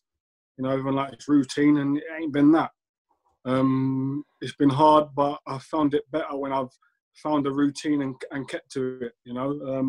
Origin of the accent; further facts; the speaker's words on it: London, United Kingdom; I grew up in South London. West Ham wasn't my local team.